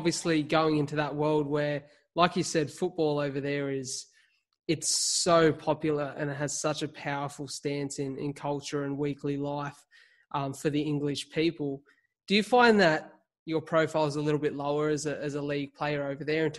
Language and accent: English; Wollongong, New South Wales, Australia; I'm from Wollongong